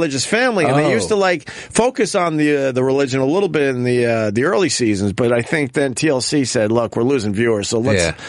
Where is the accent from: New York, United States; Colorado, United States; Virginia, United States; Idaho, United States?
New York, United States; Long Island; I'm a guy from Long Island.